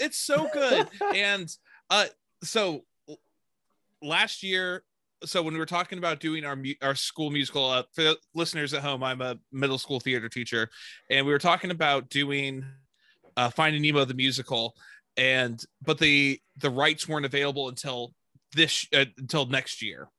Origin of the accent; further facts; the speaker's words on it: Texas, United States; I'm a Texan